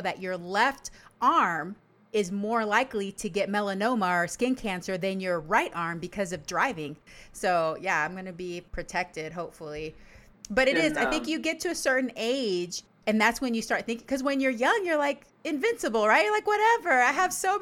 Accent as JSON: {"language": "English", "country": "Panama", "moved": "yes", "lives_now": "Yakima, United States", "said": "I'm originally from Panama"}